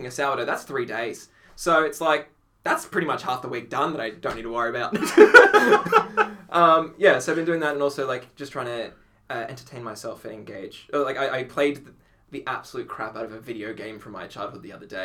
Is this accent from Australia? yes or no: yes; Australia; accent: Australian Italian; my Australian Italian accent